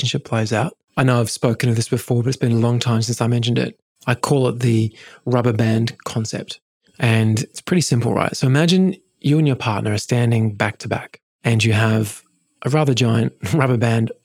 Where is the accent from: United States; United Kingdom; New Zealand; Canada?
United Kingdom; England; I grew up in England